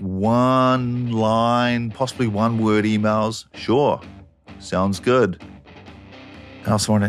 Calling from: Auckland, New Zealand; I'm calling from Auckland in New Zealand.

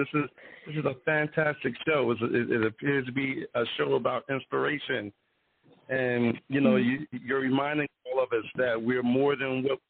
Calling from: Philadelphia, Pennsylvania, United States; I'm calling in from Philadelphia.

